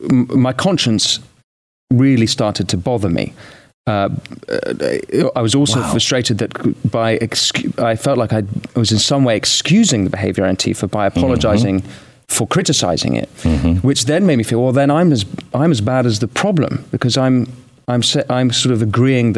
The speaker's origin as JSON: {"language": "English", "country": "United Kingdom", "said": "I'm British"}